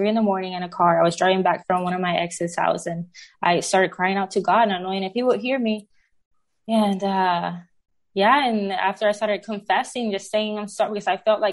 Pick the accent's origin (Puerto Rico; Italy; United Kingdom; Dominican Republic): Puerto Rico; now in Oklahoma City, United States; I was born and raised in Puerto Rico by a single mom